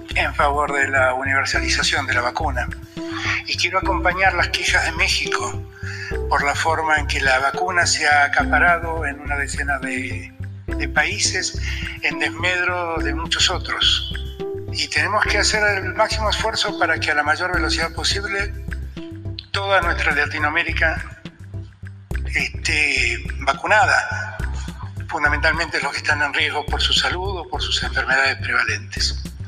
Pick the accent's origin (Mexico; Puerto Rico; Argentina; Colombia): Argentina